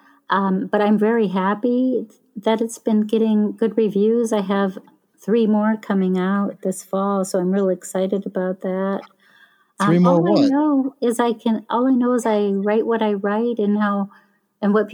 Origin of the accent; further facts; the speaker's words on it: town near Starved Rock State Park, Illinois, United States; in my hometown when I was small